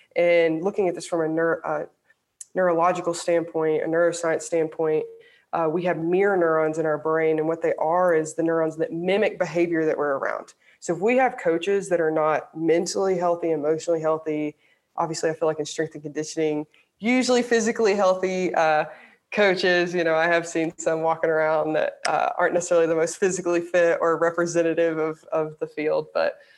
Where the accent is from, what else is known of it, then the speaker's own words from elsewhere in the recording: Alabama, United States; I grew up in the South, I grew up in Alabama